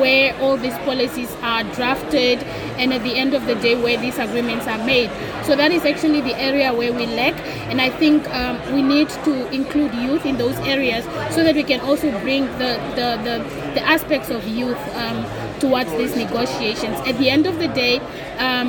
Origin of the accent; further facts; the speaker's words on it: Namibia; I'm from Africa and I'm from Namibia, a developing state on that matter.